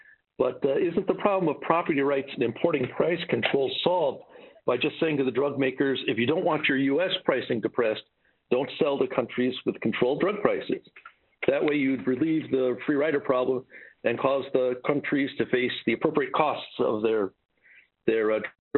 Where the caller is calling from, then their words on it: Rotterdam, South Holland, Netherlands; I'm actually calling from Rotterdam in the Netherlands.